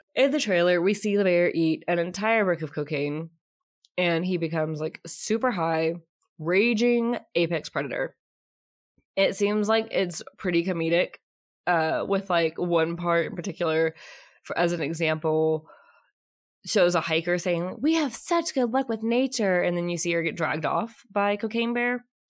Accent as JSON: {"language": "English", "region": "Kentucky", "country": "United States", "tie": "born or raised there", "moved": "as an adult", "lives_now": "Texas, United States", "said": "I am originally from Kentucky. I was born and raised living there until I was about nineteen."}